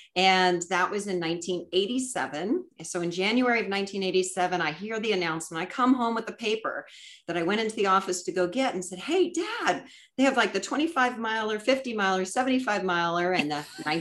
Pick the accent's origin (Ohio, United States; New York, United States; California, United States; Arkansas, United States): California, United States; Southern; We're coming down through my hometown